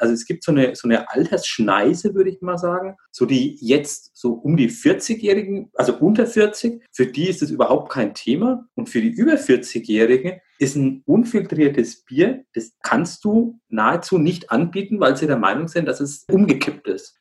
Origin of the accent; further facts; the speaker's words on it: Altenkunstadt, Bavaria, Germany; accent: Franconian; moved away as an adult; now in Altenburg, Germany; ich stamme ja aus dem Brauhaus in, in Altenkunststadt